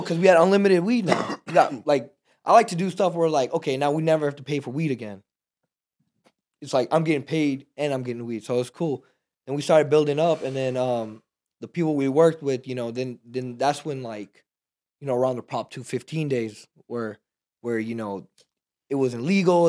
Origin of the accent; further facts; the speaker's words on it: Texas, United States; also born or lived in Pakistan; we're from Texas